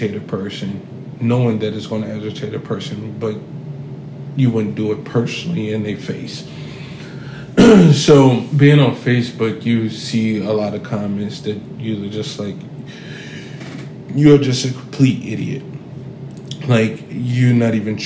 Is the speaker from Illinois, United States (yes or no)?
yes; Chicago, Illinois, United States; I'm from Chicago, South Side of Chicago, Inglewood area. So I grew up saggy pants